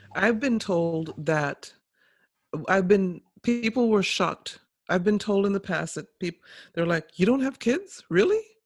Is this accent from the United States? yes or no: no; St. Kitts & Nevis; moved away; I was born in St. Kitts